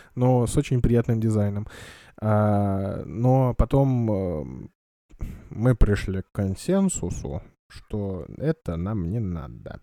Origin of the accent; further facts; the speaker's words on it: Kamchatka Krai, Russia; я вырос на Камчатке, а на Камчатке достаточно жесткая вода